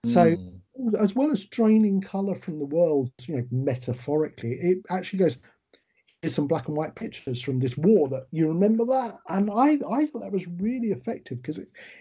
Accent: United Kingdom; we're British, we'd do work songs, we'd sing, we'd joke

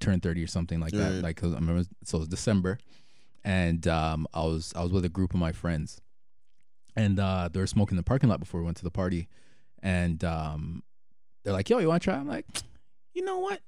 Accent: Jamaica; being Jamaican

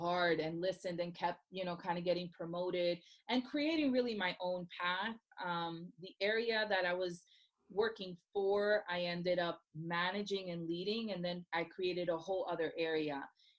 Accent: Puerto Rico; now in Orlando, United States; she only spoke Spanish when we moved here from Puerto Rico, you know, to Orlando, Florida.

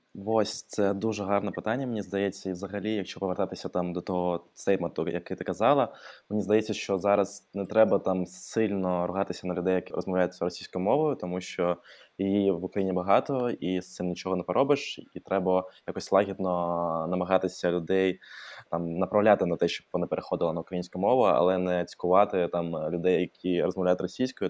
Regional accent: Odesa, Odesa Oblast, Ukraine; Ukrainian is a second language; moved away as an adult; now in Kyiv, Ukraine; я взагалі е, з Одеси

